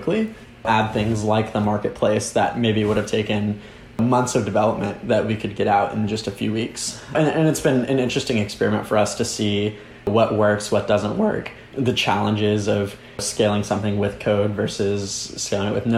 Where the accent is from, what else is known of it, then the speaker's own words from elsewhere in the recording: a suburb of Dallas, Texas, United States; I grew up in a suburb in Dallas, just 30 minutes north of Dallas